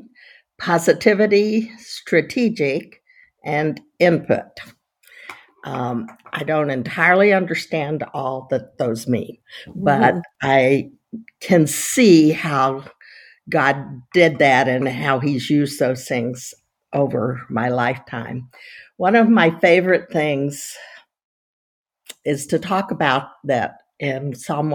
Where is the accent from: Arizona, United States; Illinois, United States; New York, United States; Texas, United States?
Texas, United States; moved away as an adult; also born or lived in California; now in Florida, United States; I'm from Texas, but I live in Florida, and I lived in California. So I haven't lived in Texas since I finished college, but I'm still a total Texan.